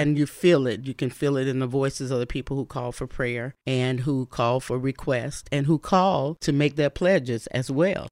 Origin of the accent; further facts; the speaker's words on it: Bessemer, Alabama, United States; also born or lived in Birmingham, Alabama; now in Fort Wayne, United States; I'm from the South, from Birmingham, Alabama, where really my city is Bessemer, Alabama, and we had gospel music twenty-four seven